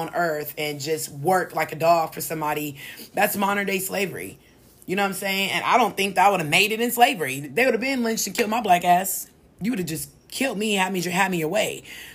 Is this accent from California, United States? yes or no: yes; California, United States; here in my home state